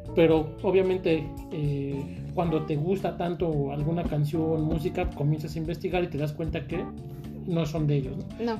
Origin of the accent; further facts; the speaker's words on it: Mexico; en mi pueblo, Valle de Charco